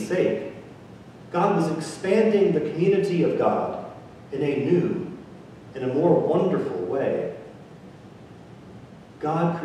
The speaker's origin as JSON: {"language": "English", "region": "Mississippi", "country": "United States", "tie": "born or raised there", "also_born_or_lived": "Italy", "moved": "as an adult", "said": "I grew up in Mississippi, and I have been fortunate enough to travel the world and to live in many different places."}